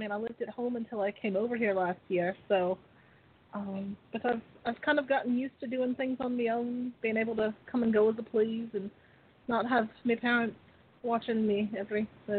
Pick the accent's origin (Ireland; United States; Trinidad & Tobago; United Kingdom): Ireland; Dublin, Leinster; I mean, at the same time, it's not like I'm from the middle of nowhere. I'm from Dublin. It's a pretty big city.